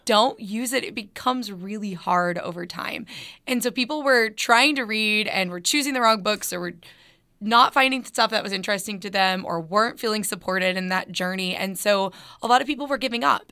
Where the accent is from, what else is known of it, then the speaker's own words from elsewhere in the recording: Northwest Arkansas, United States; I am born and raised in Northwest Arkansas